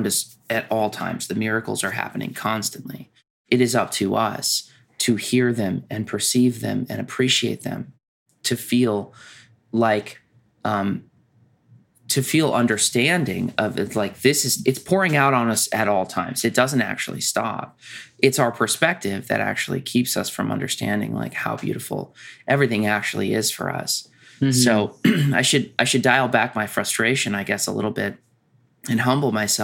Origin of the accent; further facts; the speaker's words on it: United States; being American